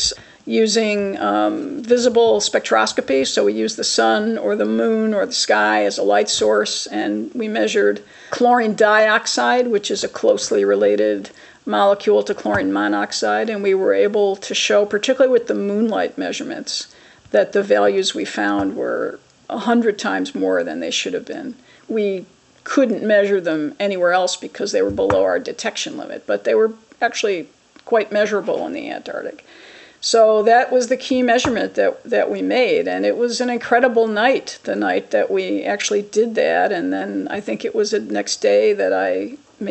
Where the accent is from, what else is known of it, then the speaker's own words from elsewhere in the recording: Chicago, Illinois, United States; I'm originally from Chicago